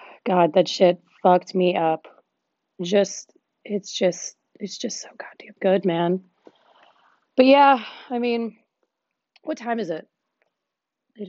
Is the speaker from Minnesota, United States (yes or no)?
no; Texas, United States; in my hometown, I'm from Texas.